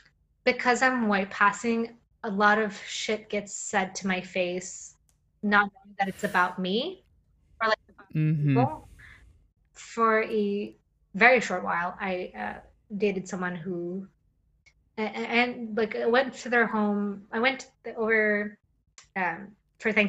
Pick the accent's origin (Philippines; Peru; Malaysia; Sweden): Sweden; Gothenburg, Västra Götaland; moved away as an adult; also born or lived in Brighton, England; now in New York, United States; My hometown is one of the most segregated cities in the world and in Gothenburg, in Sweden